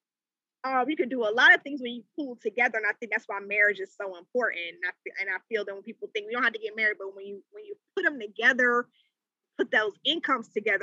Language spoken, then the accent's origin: English; Charlotte, North Carolina, United States; moved away as an adult; also born or lived in Washington, D.C. / Maryland / Virginia area; I'm from Charlotte. I recently relocated back to Charlotte, but I've been primarily in the DMV, so the DC, Maryland, Virginia area for majority of my career